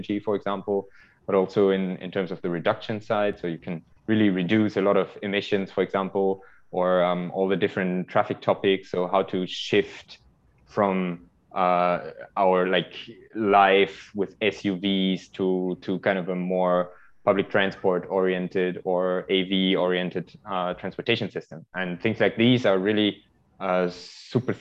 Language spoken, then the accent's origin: English; close to Düsseldorf, North Rhine-Westphalia, Germany; moved away as an adult; now in Zurich, Switzerland; I come originally from Germany, close to Düsseldorf. And I live in Switzerland now, in Zurich, since 6 years.